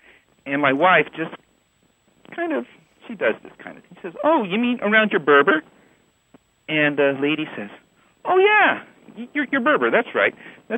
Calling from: Dallas, Texas, United States; I'm calling from Dallas, Texas.

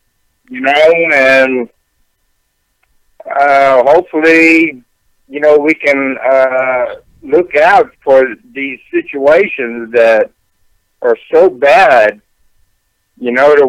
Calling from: Houston, Texas, United States; Houston, Texas.

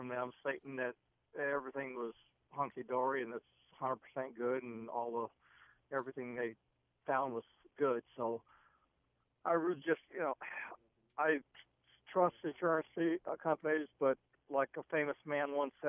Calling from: Omaha, Nebraska, United States

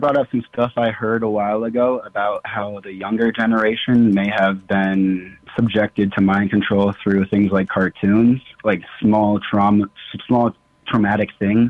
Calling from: Nebraska, United States; I'm calling from Nebraska.

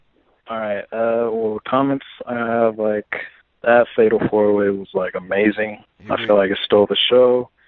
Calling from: Fremont, California, United States; from Fremont, California.

